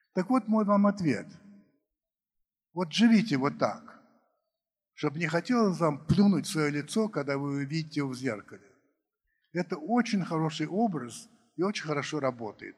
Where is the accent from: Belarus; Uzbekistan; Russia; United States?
United States; moved away; я рос в Америке